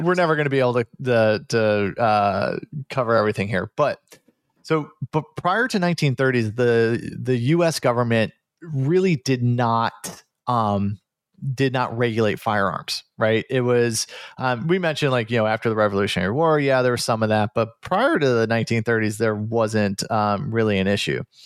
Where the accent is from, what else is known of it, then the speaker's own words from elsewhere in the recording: Midwest, United States; growing up in the Midwest